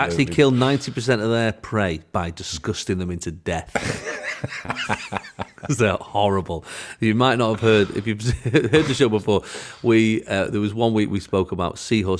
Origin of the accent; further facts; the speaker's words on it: England, United Kingdom; Well, I'm from England.